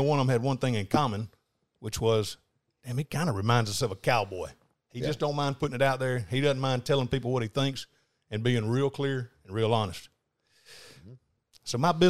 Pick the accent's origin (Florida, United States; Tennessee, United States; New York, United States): Florida, United States; Panama City; Born and raised, Panama City. Moved to Atlanta, Georgia for about 7 months when I was 20, turned 21 in Atlanta.